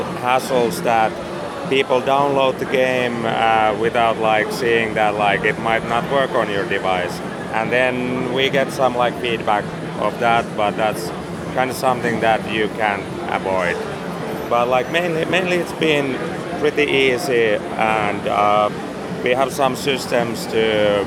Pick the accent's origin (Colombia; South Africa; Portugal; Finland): Finland; I'm from Finland